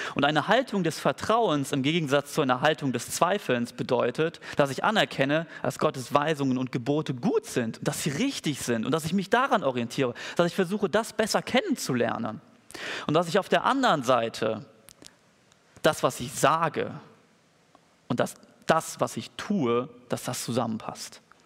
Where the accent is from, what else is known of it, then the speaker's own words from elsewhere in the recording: Germany; als Deutsche